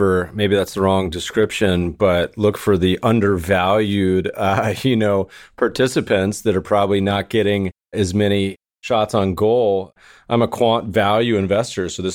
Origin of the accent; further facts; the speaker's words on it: Denver, Colorado, United States; growing up in Denver